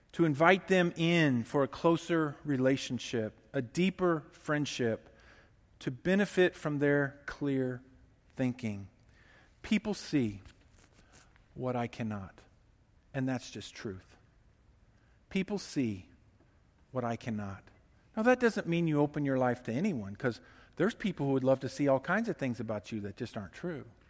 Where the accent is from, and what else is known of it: United States